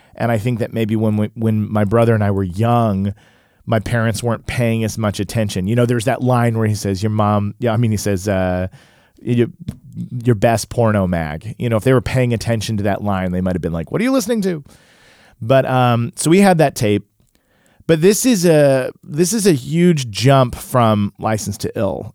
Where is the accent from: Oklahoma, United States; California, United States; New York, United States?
Oklahoma, United States; Tulsa; I grew up in Tulsa, Oklahoma, which was a predominantly white neighborhood and school